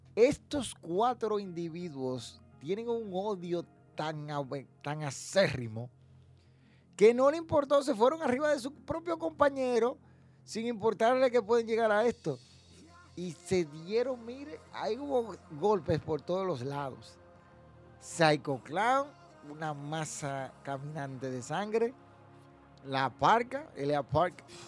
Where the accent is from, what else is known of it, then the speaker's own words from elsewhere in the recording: Dominican Republic; yo apoyo el producto local que se produce aquí en República Dominicana